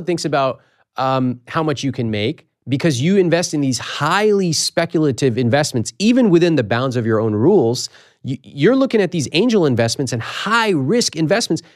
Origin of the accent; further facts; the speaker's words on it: Sacramento, California, United States; the Sacramento Bee at my hometown paper